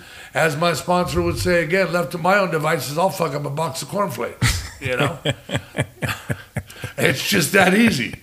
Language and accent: English; California, United States; moved away as an adult; also born or lived in San Jose / Los Angeles / Oregon; now in Arizona, United States; I'm from California